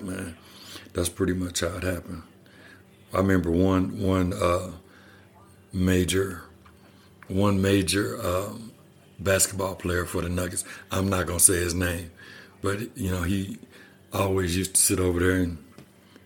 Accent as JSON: {"language": "English", "region": "Kansas", "country": "United States", "also_born_or_lived": "Texas / Colorado Springs, Colorado", "moved": "yes", "lives_now": "Colorado, United States", "said": "I'm from Kansas"}